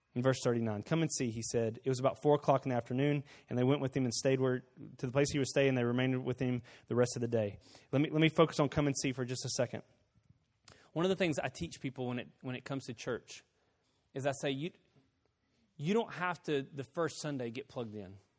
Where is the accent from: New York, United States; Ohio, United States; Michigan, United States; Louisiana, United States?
Louisiana, United States; Bastrop; moved away; Bastrop, my hometown I, I was born in.